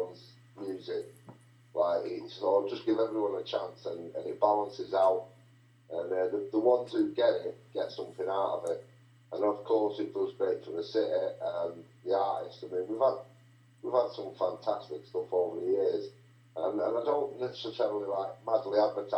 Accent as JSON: {"language": "English", "town": "Salford", "region": "North West England", "country": "United Kingdom", "tie": "born or raised there", "said": "we were all born in hospital in Salford"}